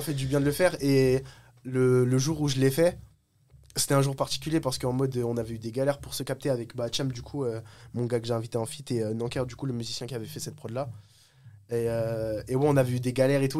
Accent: Oise, Hauts-de-France, France; Je viens de, de l'Oise, j'habite au-dessus de Paris

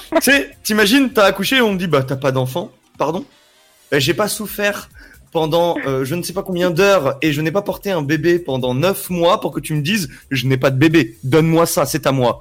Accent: Paris, Île-de-France, France; je suis né à Paris

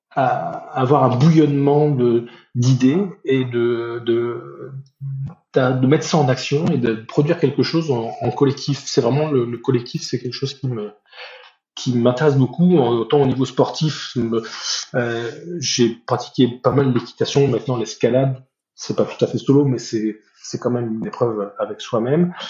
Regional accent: Nord, Hauts-de-France, France; je suis originaire du Nord

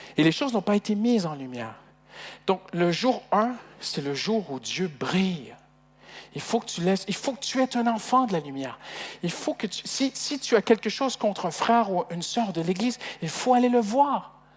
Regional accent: Canada; moved away as an adult; je suis, étranger, hein, je suis canadien d'origine. Et au début, avec notre accent, c'était pas facile

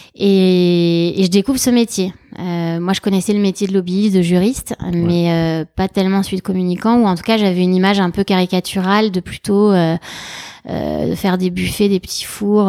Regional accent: Germany; moved away; also born or lived in Madrid, Spain; je suis née en Allemagne, mais ma famille est d'origine espagnole.

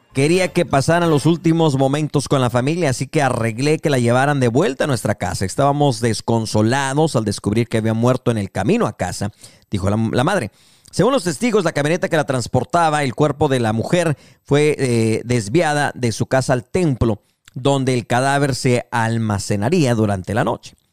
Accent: Mexico; now in United States; como mexicanos de repente cruzamos el charco y ya nos hicimos gringos

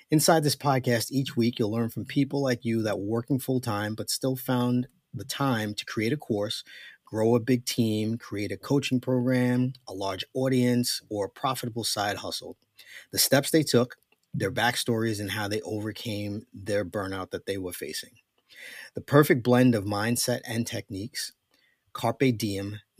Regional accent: New York, United States; I'm from New York, everybody knows.

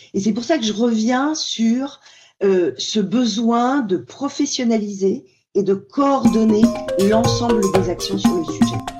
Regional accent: France; chez nous en France

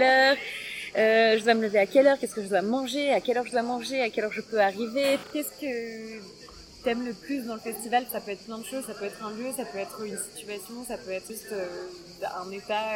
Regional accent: Périgord, Nouvelle-Aquitaine, France; also born or lived in Liège, Belgium; now in Brussels, Belgium; Mais je suis originaire du Périgord, dans le sud-ouest de la France.

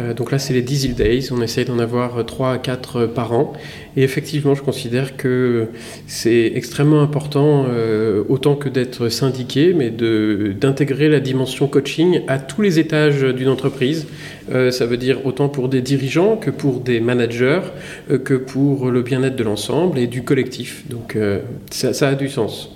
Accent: Lorraine, Grand Est, France; moved away as an adult; also born or lived in Grenoble; je viens de Lorraine

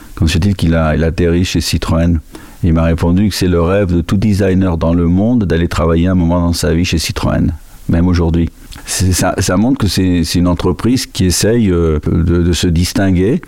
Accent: Spain; Moi, je suis né en Espagne

